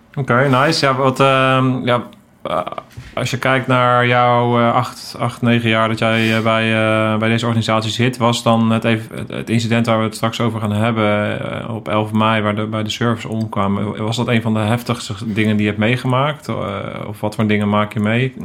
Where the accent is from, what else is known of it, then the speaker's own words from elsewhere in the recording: The Hague, South Holland, Netherlands; ik ben zelf ook Hagenees